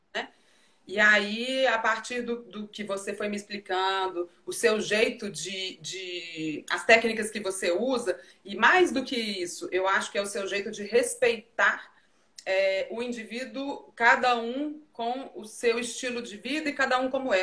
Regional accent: Brazil; moved away; also born or lived in Europe; nós brasileiros

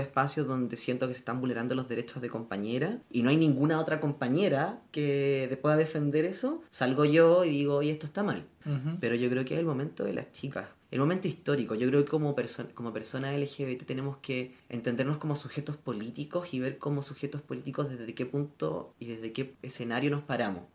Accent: Chile; los chilenos, chilenas y chilenes

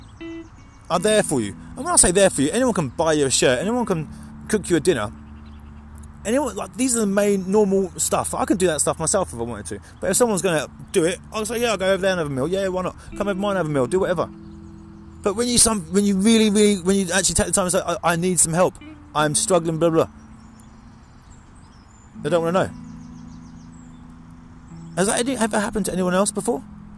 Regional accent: Mildenhall, East of England, United Kingdom; There's a few people in this world that I grew up with in Mildenhall.

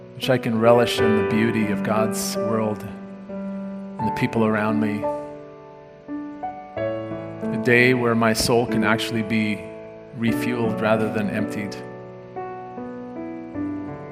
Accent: South Africa; moved away; I grew up in South Africa, and at noon on Saturday, everything shut down

